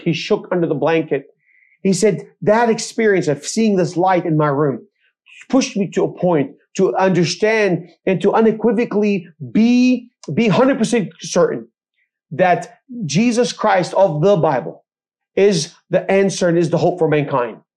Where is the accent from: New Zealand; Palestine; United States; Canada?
Palestine; Bethlehem, West Bank; also born or lived in Jerusalem; I grew up in Israel, I mentioned I was born in Jerusalem. I grew up uh, in Bethlehem amongst the Palestinian communities